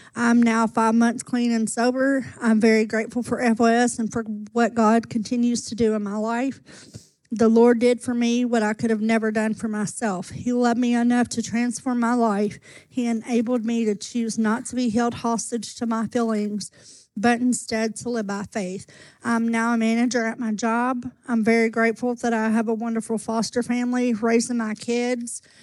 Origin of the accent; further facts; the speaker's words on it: Owensboro, Kentucky, United States; I was born in Owensboro, Kentucky.